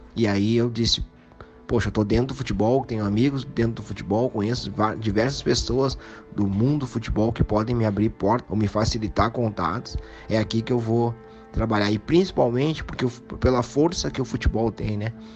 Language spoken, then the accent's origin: Portuguese; Rio Grande do Sul, Brazil; Eu sou gaúcho, torço para um time daqui, aqui tem Inter e Grêmio.